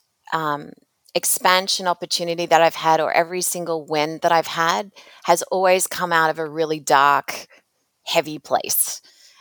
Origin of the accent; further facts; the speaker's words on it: Australia; moved away as an adult; also born or lived in North America; I grew up in another country. So most of my impactful working career has been in North America, but I'm originally from Australia